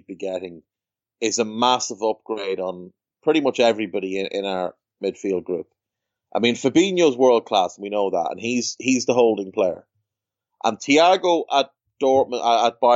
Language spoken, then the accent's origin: English; Ireland; I'm a scumbag from Ireland